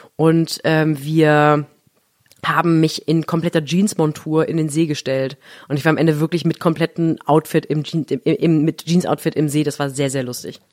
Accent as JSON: {"language": "German", "region": "Baden-Württemberg", "country": "Germany", "tie": "born or raised there", "said": "in Baden, wo ich groß geworden bin"}